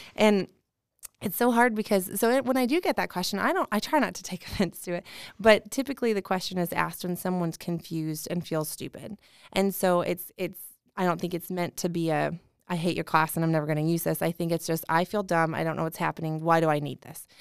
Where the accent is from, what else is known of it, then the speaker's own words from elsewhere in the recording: Indianapolis, Indiana, United States; I'm from Indy